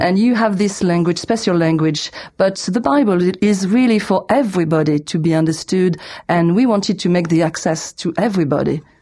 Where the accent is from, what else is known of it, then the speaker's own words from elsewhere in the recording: France; also born or lived in south of France; I'm from France